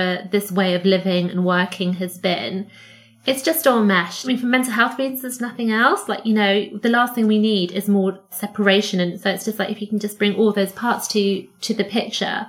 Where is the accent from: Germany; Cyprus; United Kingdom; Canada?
Cyprus; moved away; I grew up in Cyprus